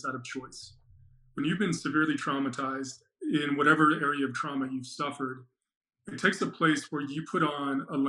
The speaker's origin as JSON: {"language": "English", "town": "Salt Lake City", "region": "Utah", "country": "United States", "tie": "born or raised there", "also_born_or_lived": "Phoenix, Arizona", "said": "grew up in Salt Lake"}